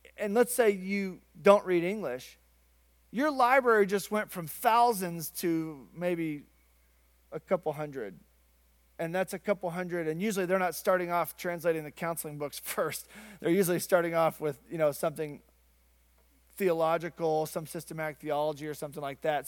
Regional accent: Arkansas, United States; growing up in Arkansas on the Bible Belt

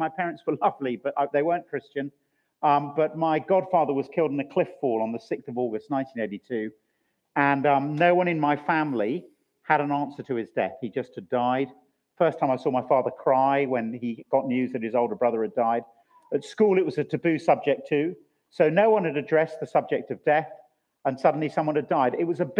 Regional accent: Chile; born there; So I was born in Chile in South America. My dad worked for BAT, British American Tobacco. So I was born there.

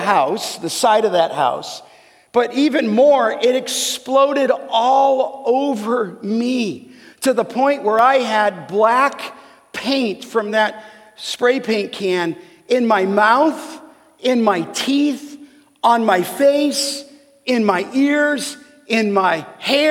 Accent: Los Angeles, California, United States; growing up in Canoga Park

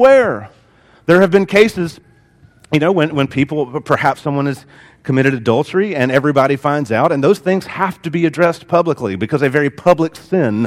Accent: the South, United States; I grew up in the South, and in the South, it is a shame and honor culture

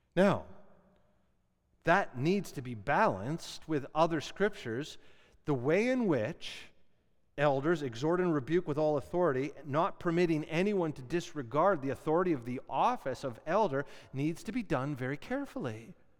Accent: Canada

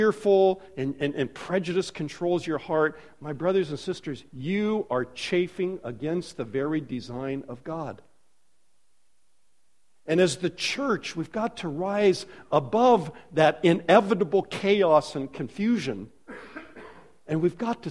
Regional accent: Los Angeles, California, United States; moved away as an adult; now in Warsaw, Indiana, United States; Jan and I were born and raised in Los Angeles

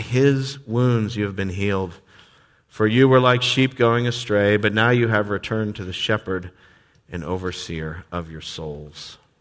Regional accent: United States; grew up in this country

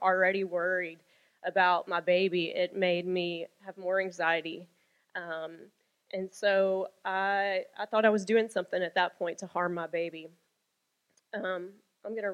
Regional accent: Birmingham, Alabama, United States; moved away as an adult; I was born on a warm June day in Birmingham, Alabama, to my parents who are still married and still living. Praise God for that. And I was a strawberry blonde, the middle of 3 children. And I was born and raised in Alabama.

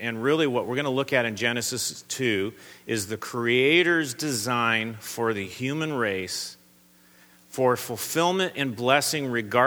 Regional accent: Southern California, United States; I come from Southern California

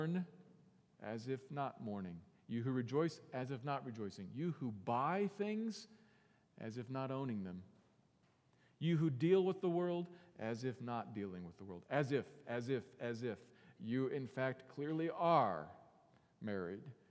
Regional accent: United States; I'm thankful that I'm an American. And I'm thankful for the fact that this is the world in which I was born and I have grown up

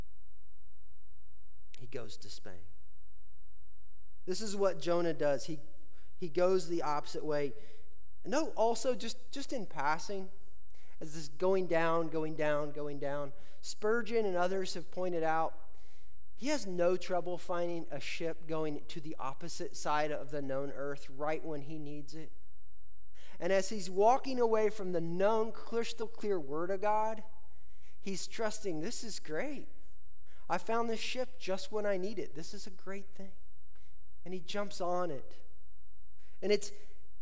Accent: Indiana, United States; growing up in Indiana

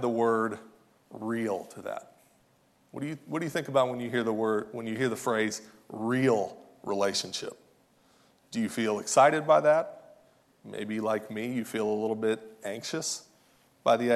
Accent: outside of Fort Knox, Kentucky, United States; moved away as an adult; now in St. Louis, United States; I was born and raised in Kentucky, outside of Fort Knox

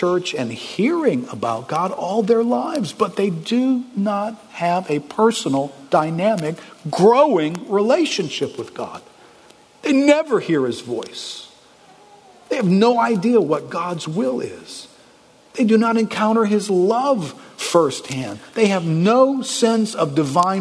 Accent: United States; I'm an American

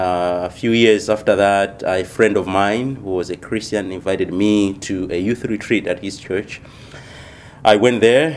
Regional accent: Malawi; moved away as an adult; now in United States; I come from Malawi, Southeast Africa.

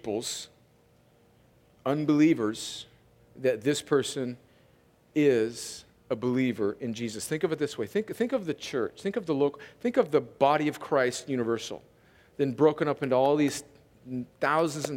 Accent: California, United States; moved away; I am an American because I was born in California

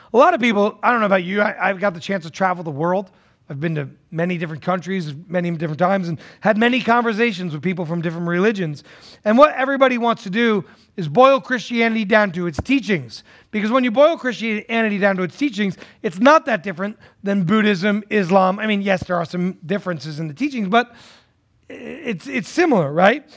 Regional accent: New Jersey, United States; now in Tennessee, United States; I'm originally from New Jersey

